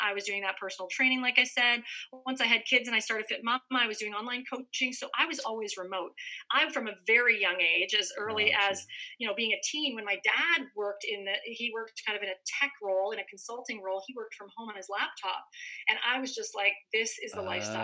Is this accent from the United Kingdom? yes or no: no; Canada; moved away as an adult; now in California, United States; I'm a Canadian girl, grew up in the snow